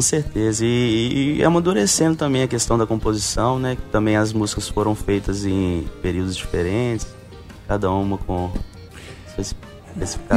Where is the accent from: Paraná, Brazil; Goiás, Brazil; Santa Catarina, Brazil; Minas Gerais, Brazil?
Minas Gerais, Brazil; Belo Horizonte; moved away as an adult; now in João Pessoa, Brazil; Sim, sou mineiro, de Belo Horizonte. Recentemente, tem seis meses que eu me mudei aqui para João Pessoa